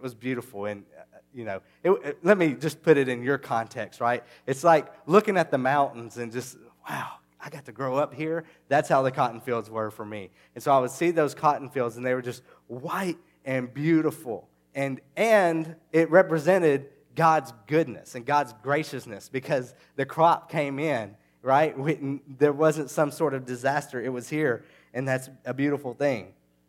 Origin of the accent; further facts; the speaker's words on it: Arkansas, United States; And where I'm from the Delta of the Mississippi River, I grew up just a few miles from the Mississippi River in southeast Arkansas.